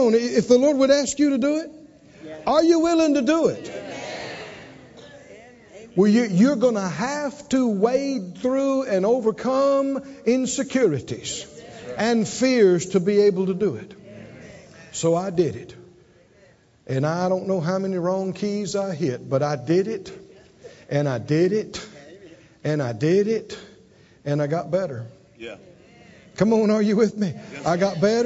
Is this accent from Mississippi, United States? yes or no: yes; Mississippi, United States; moved away; I'm from Mississippi, and then the Pentecostal church